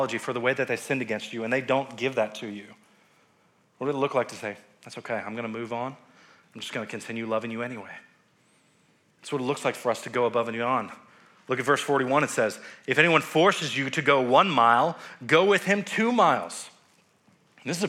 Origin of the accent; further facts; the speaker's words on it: United States; us as American Christians